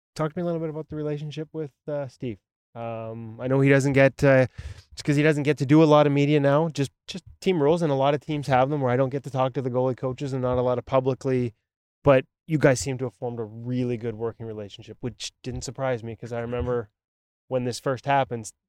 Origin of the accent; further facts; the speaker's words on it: Vancouver, British Columbia, Canada; this is my hometown.